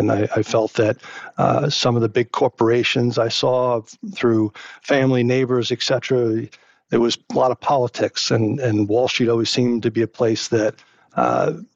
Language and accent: English; New Jersey, United States; growing up in the East Coast and in New Jersey and being close to New York City